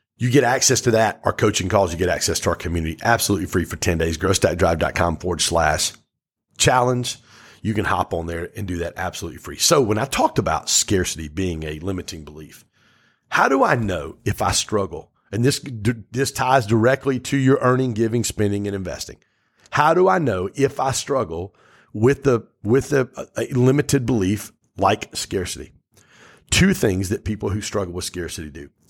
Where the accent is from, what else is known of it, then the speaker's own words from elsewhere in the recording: Pontiac, Michigan, United States; I grew up in Pontiac